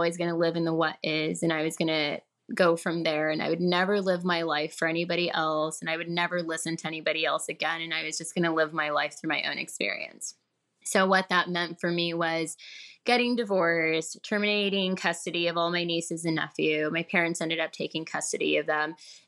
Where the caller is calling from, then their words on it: Murrieta, California, United States; I am calling from California, Southern California. I live in a city called Murrieta.